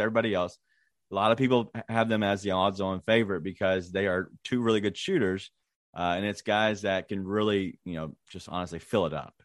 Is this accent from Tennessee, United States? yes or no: yes; Memphis, Tennessee, United States; my hometown team